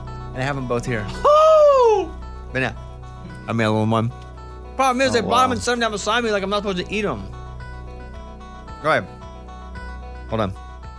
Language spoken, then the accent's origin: English; Arkansas, United States; I'm from Arkansas.